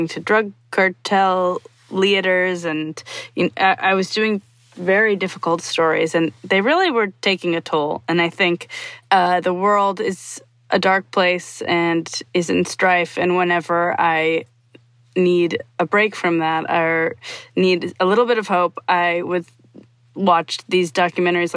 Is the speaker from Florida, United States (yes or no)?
no; Milwaukee, Wisconsin, United States; I'm from Milwaukee, Wisconsin